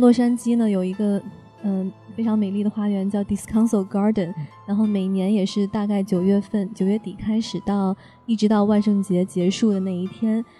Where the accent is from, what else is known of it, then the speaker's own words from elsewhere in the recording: China; moved away as an adult; now in United States; 就好像我们中国人过年一起包饺子一样